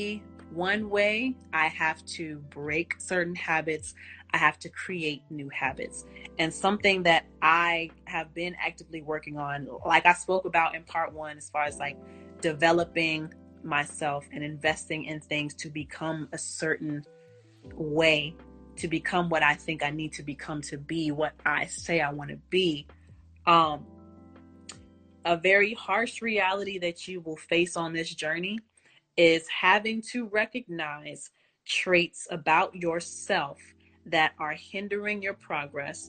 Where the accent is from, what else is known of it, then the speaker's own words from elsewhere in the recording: Texas, United States; I'm from Texas